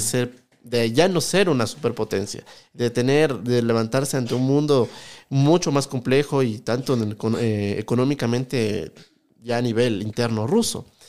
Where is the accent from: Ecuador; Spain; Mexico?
Ecuador; Quito, Pichincha; also born or lived in France; yo soy de acá, de Ecuador, de Quito